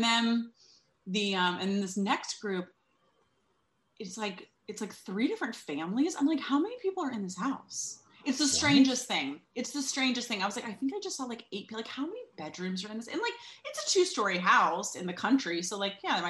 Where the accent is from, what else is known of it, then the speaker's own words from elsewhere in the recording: New York City, New York, United States; I'm from New York City